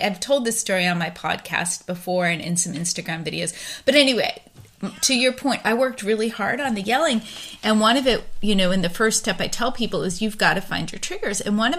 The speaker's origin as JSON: {"language": "English", "region": "Pennsylvania", "country": "United States", "tie": "born or raised there", "lives_now": "Texas, United States", "said": "I grew up on the East Coast, which people talk louder and yell a little bit more on the East Coast in the Philadelphia suburbs than they do where I live now in Texas."}